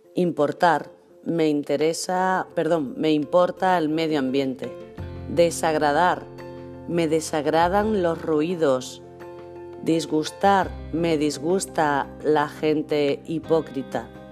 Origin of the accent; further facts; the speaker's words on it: Spain; also born or lived in Marbella, Spain; hablamos los españoles